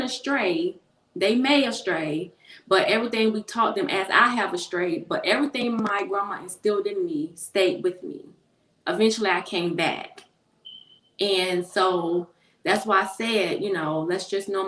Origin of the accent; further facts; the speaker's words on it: Raleigh, North Carolina, United States; I'm from Raleigh, North Carolina